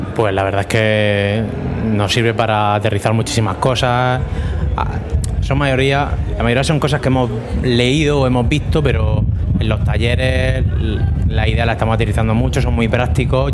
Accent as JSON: {"language": "Spanish", "town": "Murcia", "region": "Region of Murcia", "country": "Spain", "said": "soy de aquí de Murcia, aquí al lado de, de la universidad"}